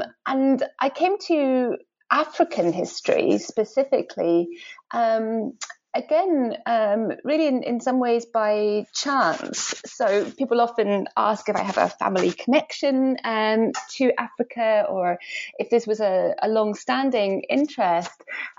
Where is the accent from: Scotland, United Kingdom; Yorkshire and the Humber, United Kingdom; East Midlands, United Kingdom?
Scotland, United Kingdom; Edinburgh; I grew up in Edinburgh, in Scotland.